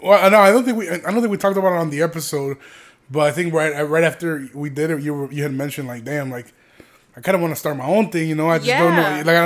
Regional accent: Aurora, Illinois, United States; also born or lived in Chicago; Not because I want to say I was born in Chicago, but just because I have a lot of pride, like, for Aurora. Like, I love Aurora, and I remember, like, coming up, like, moving from Chicago to Aurora.

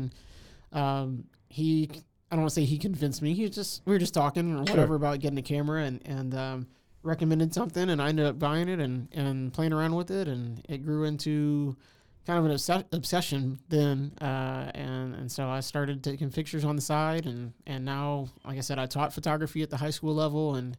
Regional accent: Houston, Texas, United States; moved away as an adult; now in Waco, United States; I'm originally from Houston. I came here in the late 90s to go to Baylor, and went there, graduated 2003, and been living here ever since in Waco.

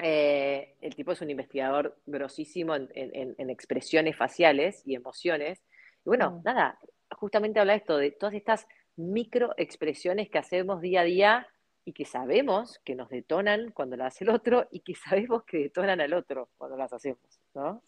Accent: Argentina; como argentinos, como latinos que somos

